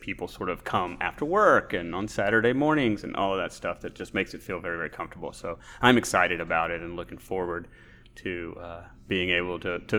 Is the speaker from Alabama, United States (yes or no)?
yes; Alabama, United States; now in Texas, United States; I moved to Texas from Alabama in 1988 and moved to Central Texas, which has a strong German tradition.